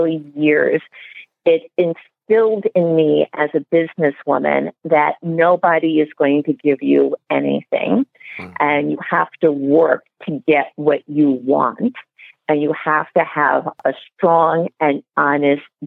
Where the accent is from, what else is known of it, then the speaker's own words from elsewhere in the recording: New York City, New York, United States; I was born and raised in the Bronx